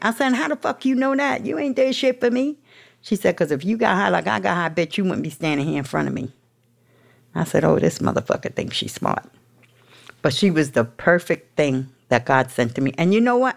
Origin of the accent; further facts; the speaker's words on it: New York City, New York, United States; I'm from the projects. I was from Baisley, Baisley, Southside, Jamaica